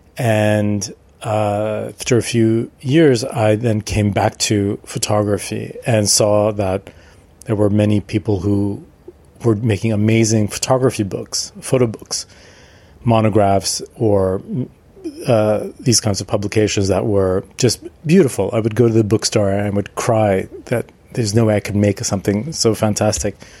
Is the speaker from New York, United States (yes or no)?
yes; New York, United States; moved away; I'm from New York originally, and my family uh, were Armenians. My father's family was from Marseille, Armenian from Marseille, and my mother's family is from uh, Iran, uh, Armenian but from Iran, and they met in New York, and that's where I was born.